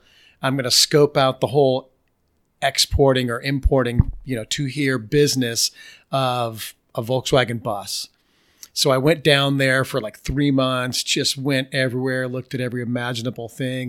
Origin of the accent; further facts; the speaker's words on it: Germany; I knew German because I grew up in Germany